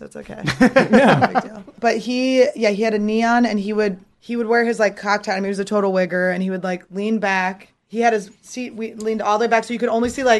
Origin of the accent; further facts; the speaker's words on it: New Mexico, United States; moved away; I was Jaeger girl back in New Mexico.